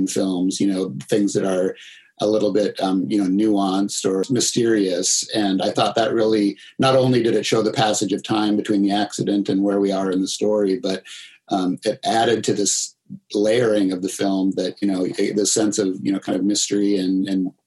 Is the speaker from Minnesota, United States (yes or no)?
yes; Minnesota, United States; where I grew up in Minnesota